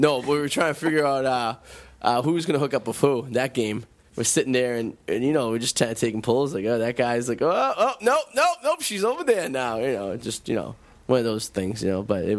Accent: Revere, Massachusetts, United States; I'm from Revere.

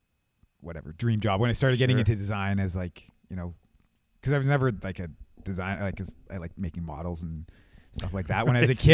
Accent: Penticton, British Columbia, Canada; I kind of have a history with Arc'teryx because I grew up in Penticton.

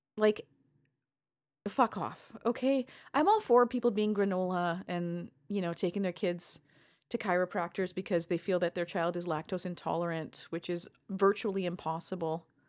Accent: Canada; as a Canadian

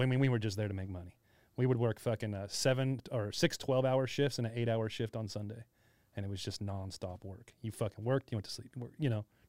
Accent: Hesperia, California, United States; also born or lived in Costa Mesa / Fullerton; now in Riverside, United States; I'm from Asperia, small fucking place. I've lived there my whole fucking life till I was like thirty.

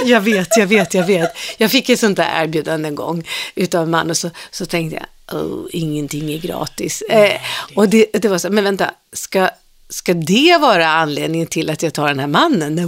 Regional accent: Stockholm, Stockholm County, Sweden; also born or lived in Farsta; Jag föddes ju då i Farsta, men sen växte jag upp i Svedmyra

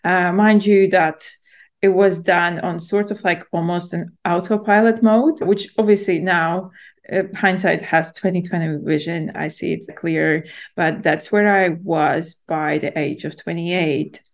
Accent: Latvia; moved away as an adult; also born or lived in London, United Kingdom; I'm born and raised in Latvia and then I moved to the UK to study in university in London when I was yeah in my early 20s

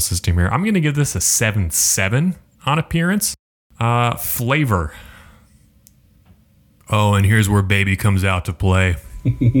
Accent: Iowa, United States; growing up in Iowa

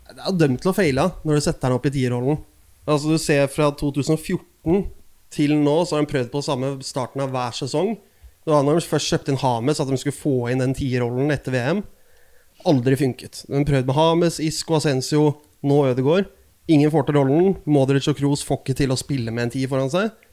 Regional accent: Oslo, Norway; Eh, jeg er fra Oslo, Nordstrand i Oslo.

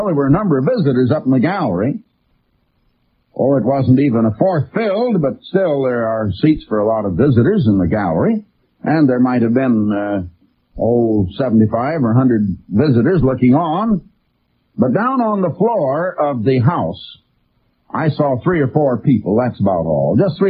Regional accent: United States; I am as red-blooded an American as anybody I know. I was not only born here, but my parents were born here, and my 4 grandparents were born here, and my 8 great-grandparents were born here

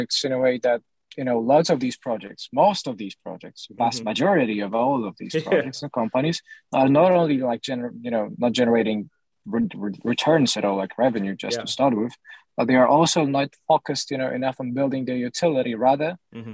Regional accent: Poland; I come from Poland

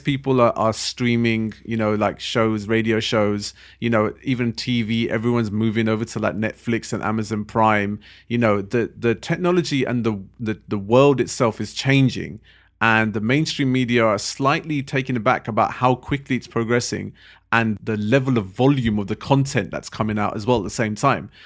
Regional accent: London, United Kingdom; we're also from London.

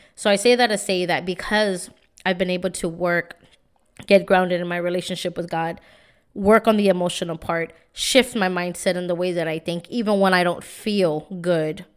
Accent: San Antonio, Texas, United States; I'm from San Antonio. You know, now I live in the South Side, but I grew up in the East Side

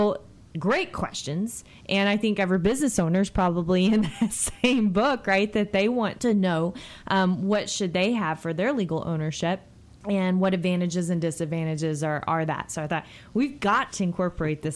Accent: Texas, United States; I'm still a Texan

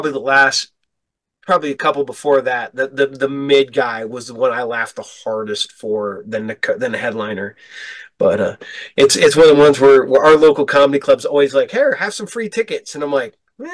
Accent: Ohio, United States; if you drive 75 up to Michigan, you will drive like right by my hometown. It's a little podunk, little out of the middle of nowhere town

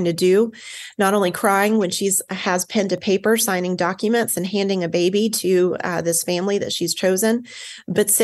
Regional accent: the South, United States; I am from the South

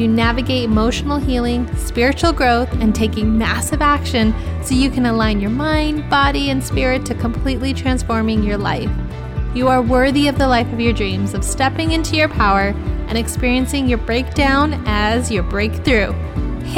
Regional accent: California, United States; my hometown of the United States out here in California

